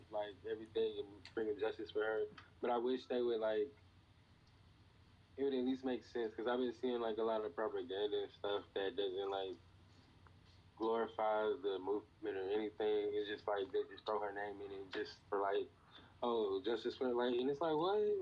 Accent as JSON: {"language": "English", "town": "Atlanta", "region": "Georgia", "country": "United States"}